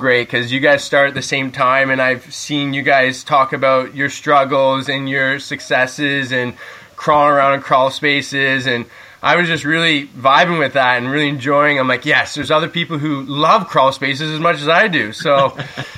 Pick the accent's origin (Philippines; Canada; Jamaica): Canada; outside the Toronto area, Southern Ontario; I'm from Southern Ontario, just out, you know, outside the GTA, out of Toronto area